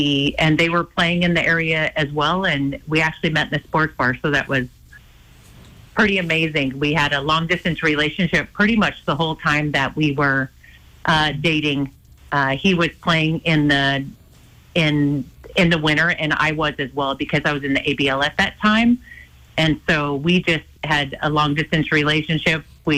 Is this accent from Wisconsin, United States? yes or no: no; Hysham, Montana, United States; We both grew up in tiny towns. I grew up in Hysham.